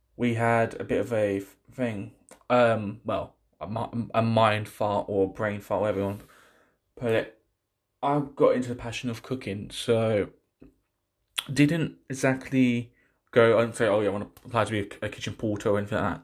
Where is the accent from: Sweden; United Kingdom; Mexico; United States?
United Kingdom; I'm not from Pakistan. I'm from this country. I was born in this country